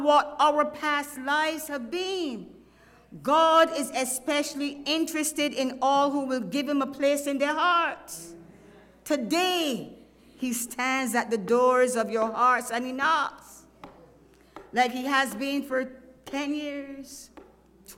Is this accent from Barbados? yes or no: yes; Barbados; now in Texas, United States; I am from Barbados